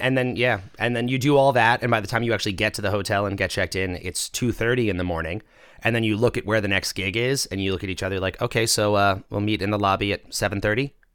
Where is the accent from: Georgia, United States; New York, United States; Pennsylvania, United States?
New York, United States; Long Island; I grew up on Long Island